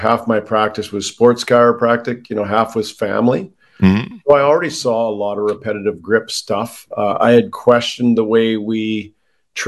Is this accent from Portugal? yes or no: no; Canada; I'm Canadian